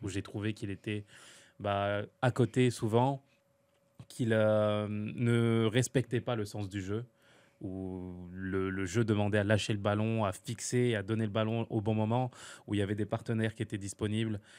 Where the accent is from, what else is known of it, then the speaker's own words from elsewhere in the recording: France; chez moi en France